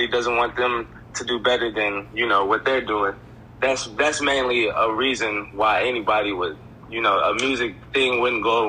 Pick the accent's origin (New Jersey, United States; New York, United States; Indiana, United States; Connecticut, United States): Indiana, United States; Evansville; I'm from Evansville, Indiana